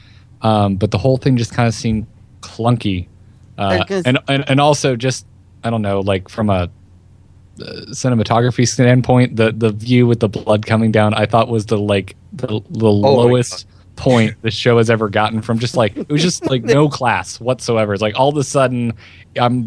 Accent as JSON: {"language": "English", "region": "the South", "country": "United States", "tie": "born or raised there", "said": "I grew up in the South"}